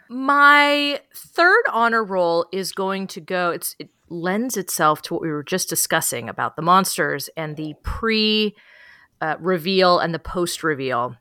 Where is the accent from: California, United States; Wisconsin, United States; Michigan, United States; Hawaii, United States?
California, United States; San Francisco; I grew up in San Francisco